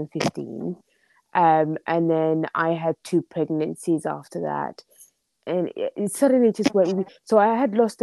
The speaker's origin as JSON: {"language": "English", "region": "London", "country": "United Kingdom", "also_born_or_lived": "Somalia", "said": "I am from London. I'm from very cold and rainy London in England."}